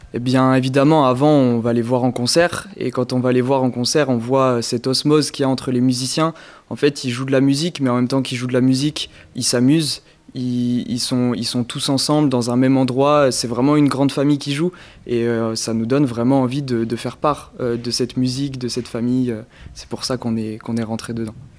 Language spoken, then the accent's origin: French; Périgueux, Nouvelle-Aquitaine, France; je viens de Périgueux, dans le département de la Dordogne